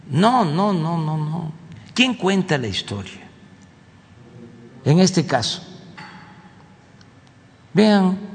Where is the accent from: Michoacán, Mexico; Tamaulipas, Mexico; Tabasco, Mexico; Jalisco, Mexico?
Tabasco, Mexico; una allá en mi estado, en Cintla.